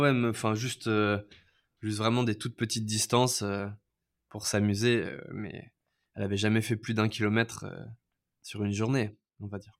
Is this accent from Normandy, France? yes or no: no; Levallois-Perret, Île-de-France, France; moved away as an adult; now in Vietnam; je suis né à Levallois-Perret en France et maintenant j'habite au Vietnam euh, ça va faire 7 euh, ans.